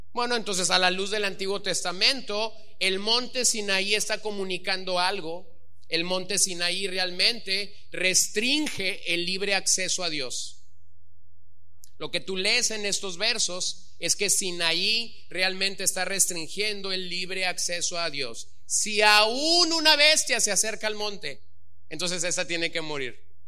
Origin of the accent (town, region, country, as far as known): Los Mochis, Sinaloa, Mexico; born or raised there